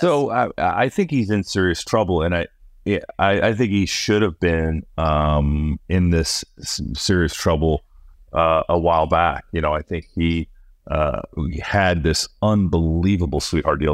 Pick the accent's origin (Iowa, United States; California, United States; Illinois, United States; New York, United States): Iowa, United States; my home state of Iowa